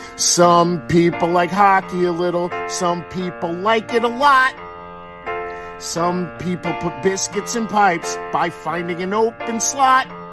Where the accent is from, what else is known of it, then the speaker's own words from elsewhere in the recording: United States; we're American